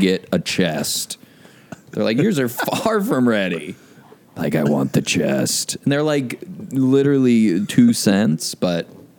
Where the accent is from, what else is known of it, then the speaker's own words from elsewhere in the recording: Omaha, Nebraska, United States; Omaha, Nebraska.